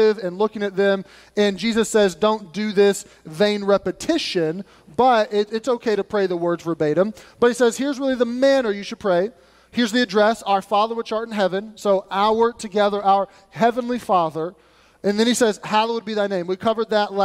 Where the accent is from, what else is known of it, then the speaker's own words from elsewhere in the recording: United States; We're Americans